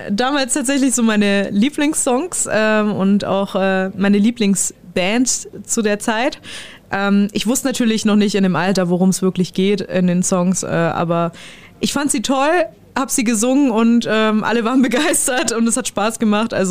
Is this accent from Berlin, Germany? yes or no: no; Steißlingen, Baden-Württemberg, Germany; das ist ähm, in meinem Heimatdorf, also in Steißlingen